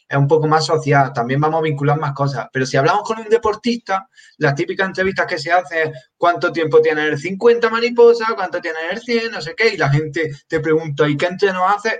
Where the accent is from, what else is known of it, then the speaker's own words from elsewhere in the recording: Granada, Andalusia, Spain; soy de Granada